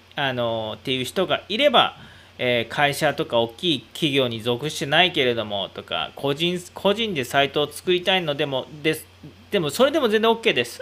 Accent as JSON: {"language": "Japanese", "region": "Aichi", "country": "Japan", "said": "僕、愛知県民なんで"}